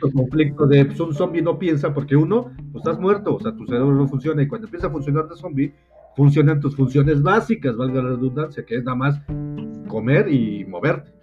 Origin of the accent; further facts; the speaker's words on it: Mexico; aquí en México tenemos un dicho